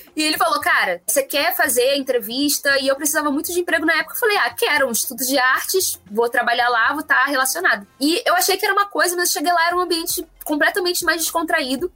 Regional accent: Nova Iguaçu, Rio de Janeiro, Brazil; Eu sou de Nova Iguaçu

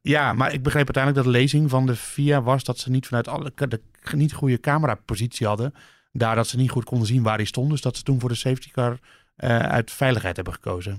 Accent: Netherlands; wij, wij komen uit het land van Verstappen.

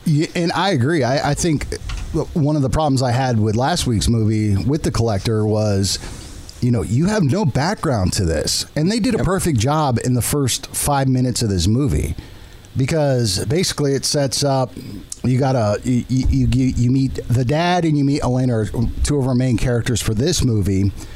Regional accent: San Diego, California, United States; moved away; I'm from San Diego

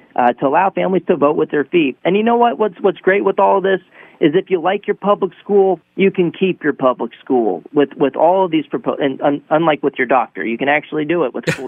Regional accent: Texas, United States; I'm actually from Texas

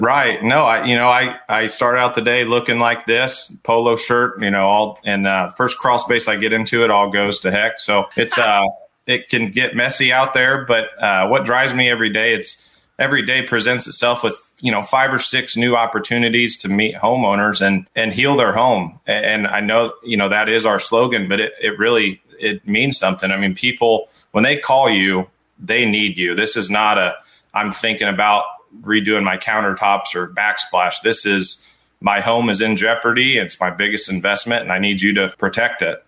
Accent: Petersburg, Illinois, United States; growing up in Petersburg, Illinois

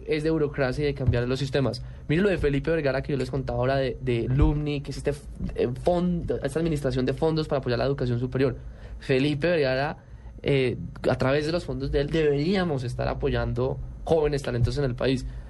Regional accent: Colombia; somos los únicos colombianos

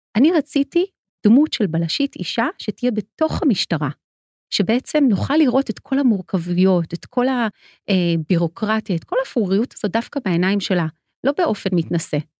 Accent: Ramat HaSharon, Tel Aviv District, Israel; אני גדלתי ברמת השרון מול הספרייה הציבורית

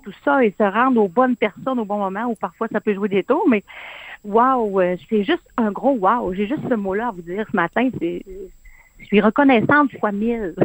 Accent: Quebec, Canada; chez nous, au Saguenay-Lac-Saint-Jean

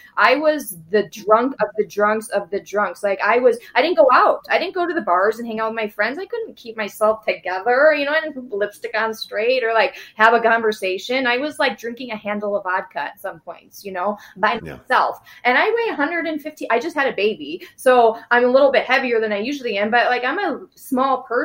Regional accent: Naperville, Illinois, United States; I grew up in Naperville

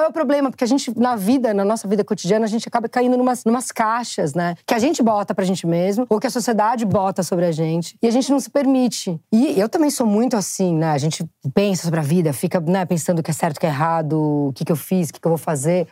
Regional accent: São Paulo, Brazil; eu sou muito paulista

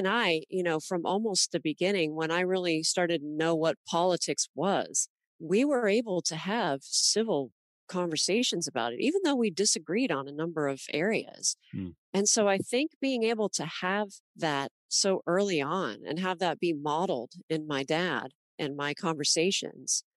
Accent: Los Angeles, California, United States; growing up in Los Angeles. I went to school with kids from all over the world

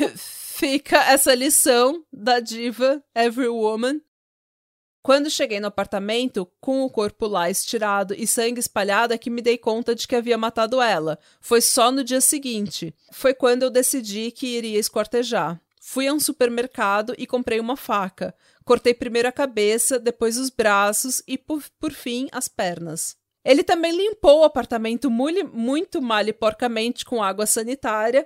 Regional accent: Vila São José, São Paulo, Brazil; eu nasci na, na via, na, na Vila São José e ia pra Praia Grande fazer farofa

